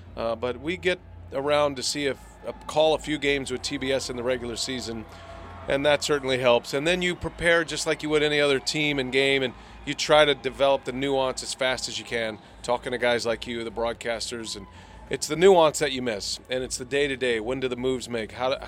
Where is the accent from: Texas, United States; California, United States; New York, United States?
Texas, United States; Georgetown; also born or lived in Austin, Texas; I grew up in the Austin area and Georgetown, early part of my childhood in Austin and then Georgetown.